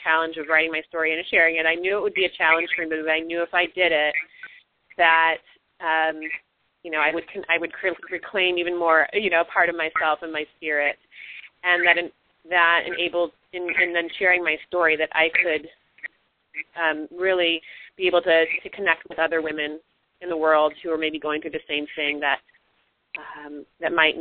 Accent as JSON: {"language": "English", "region": "Missouri", "country": "United States", "moved": "yes", "lives_now": "California, United States", "said": "I'm from Missouri"}